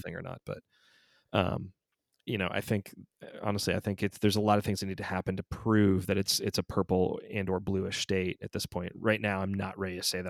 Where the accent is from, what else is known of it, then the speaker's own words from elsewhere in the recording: Georgia, United States; moved away; I still claim Georgia is my home state